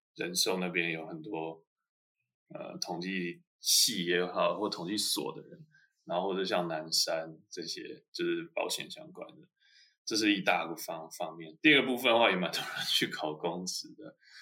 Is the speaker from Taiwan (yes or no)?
yes; Taiwan; moved away as an adult; now in Germany; 我来自于台湾，然后我在台湾拿一个 bachelor 大学，呃，学士